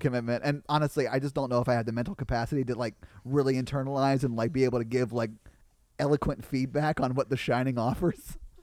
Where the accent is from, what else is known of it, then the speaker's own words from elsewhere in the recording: Nashville, Tennessee, United States; I grew up playing music in Nashville